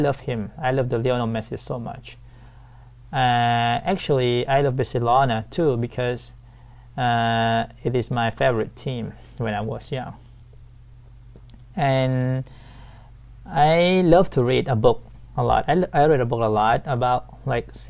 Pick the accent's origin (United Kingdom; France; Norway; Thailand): Thailand; Sai Buri, Pattani; English is a second language; I was born and raised in Saibri, Pattani, Thailand.